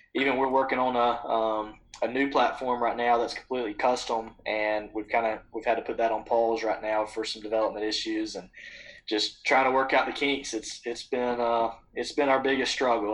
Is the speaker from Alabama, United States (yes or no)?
yes; Butler, Alabama, United States; I grew up in Butler, Alabama